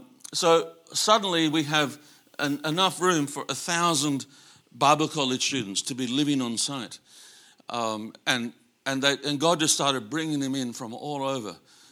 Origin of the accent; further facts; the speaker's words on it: Sydney, New South Wales, Australia; I'm grassroots. you know, I grew up in Sydney, but I missed a lot of my education because my excuse was my mum was really sick.